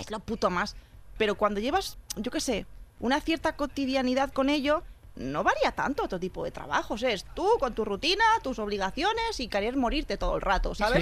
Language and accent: Spanish; Catalonia, Spain; also born or lived in Argentina; soy catalana